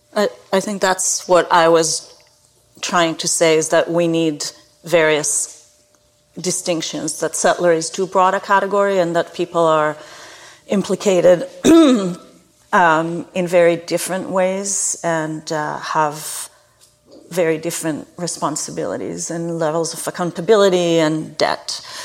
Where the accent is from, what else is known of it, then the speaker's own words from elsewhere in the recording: Israel; moved away as an adult; now in Canada; I grew up in Israel where there are four different climates in a tiny little country